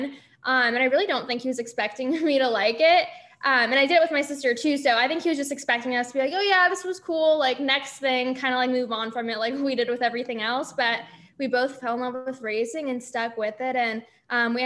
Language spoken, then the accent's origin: English; California, United States; moved away; California, I was born and raised there